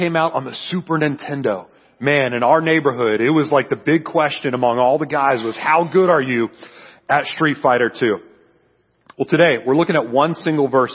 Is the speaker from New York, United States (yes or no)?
no; San Antonio, Texas, United States; I'm from San Antonio, Texas